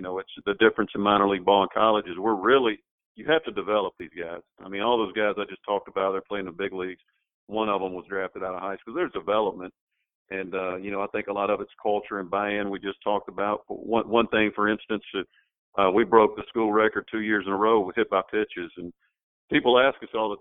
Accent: Mississippi, United States; now in Louisiana, United States; I grew up in Mississippi

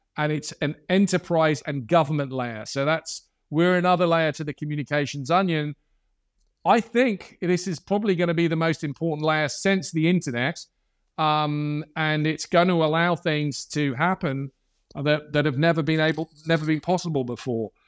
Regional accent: Ireland; I'm Irish.

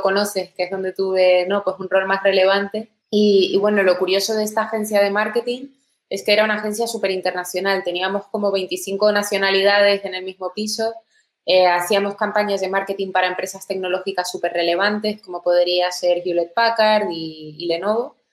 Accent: Tenerife, Canary Islands, Spain; moved away as an adult; also born or lived in England; soy originalmente de Tenerife, ahí es donde crecí

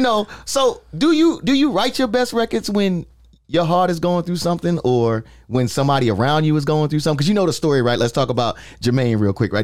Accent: New York, United States; now in Florida, United States; I'm a New Yorker

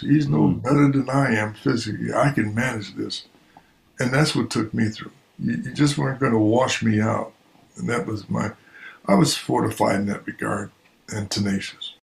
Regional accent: Buffalo, New York, United States; growing up in Buffalo was uh, eh, it was a it was it was an adventure.

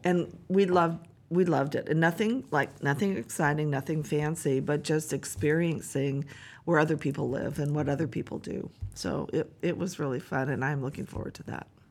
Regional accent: Bellingham, Washington, United States; born and raised here, so being the mayor of my hometown

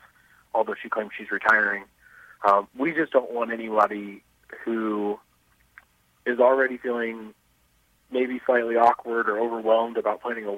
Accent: Avon, Indiana, United States; I grew up in Avon. I since moved away. I live in Indianapolis, but I still work in Avon

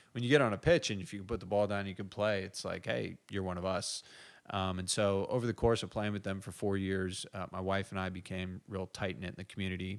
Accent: United States; also born or lived in Ireland; I'm the American

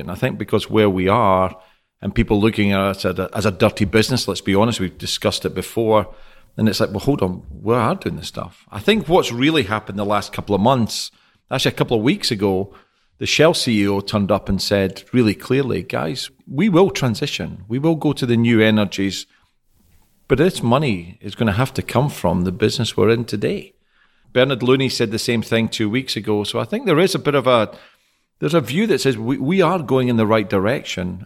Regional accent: Scotland, United Kingdom; moved away as an adult; now in Houston, United States; Scottish, based in Houston for the last two years

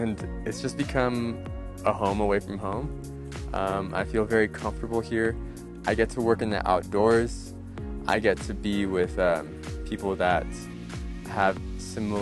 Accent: Anaheim, California, United States; I'm from Anaheim, California

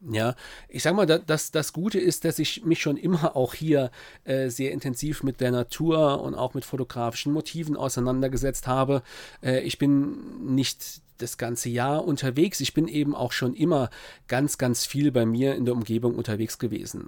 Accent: Saarpfalz-Kreis, Saarland, Germany; Heimat ist natürlich dort, wo ich geboren bin, im Saarland, ja, im Saarpfalzkreis, wo ich aufgewachsen bin

